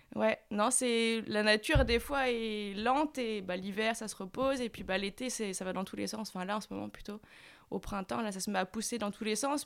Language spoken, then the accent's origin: French; Saint-Malo, Brittany, France; moi je venais de Saint-Malo